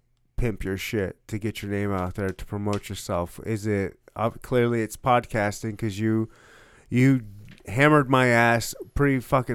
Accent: Michigan, United States; now in Kansas City, United States; All right, he's a Kansas City dude. I'm a Kansas City dude. I was born and raised in Michigan, moved around Air Force, but I'm a Kansas City dude.

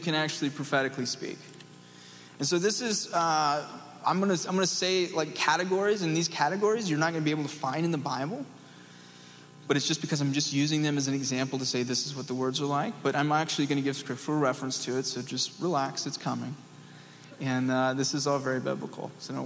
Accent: East Tennessee, United States; I'm from East Tennessee

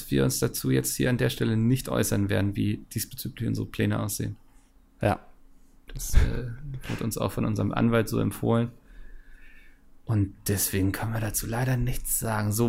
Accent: Bochum, North Rhine-Westphalia, Germany; born there; Ich als gebürtiger Bochumer fühle mich natürlich sofort getriggert

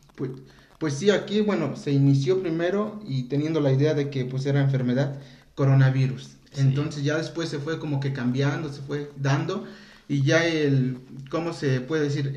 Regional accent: Mexico; somos mexicanos

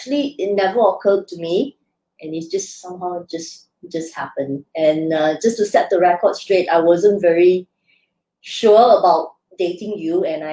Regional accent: Singapore; being Chinese Singaporean, I just grew up within my community.

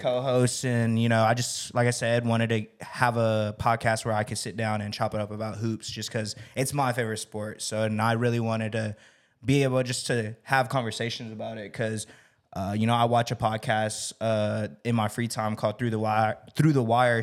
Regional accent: Las Vegas, Nevada, United States; now in Texas, United States; I'm originally from Vegas

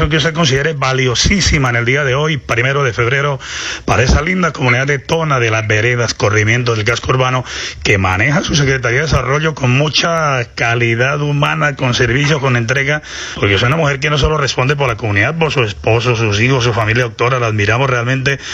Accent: Páramo, Santander, Colombia; la patrona de mi pueblo, Nuestra Señora de la Salud del Páramo.

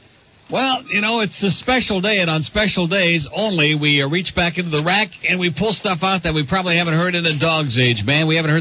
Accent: Sturgis, Michigan, United States; also born or lived in Marshall, Michigan / Albion, Michigan; now in Miami, United States; I was the Marco Polo of all Sturgis, Michigan. You know where Sturgis is, down by the Indiana border?

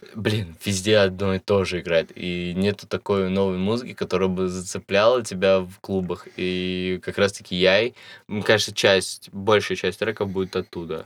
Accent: Russia; у нас в России есть эта гомофобная часть

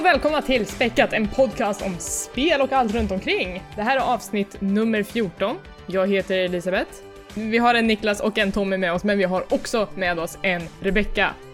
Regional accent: Värmland, Sweden; now in Stockholm, Sweden; när jag bodde hemma i Värmland

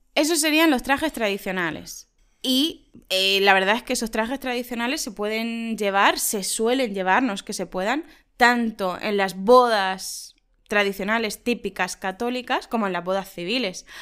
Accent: Spain; en nuestro pueblo no lo consideramos pequeño

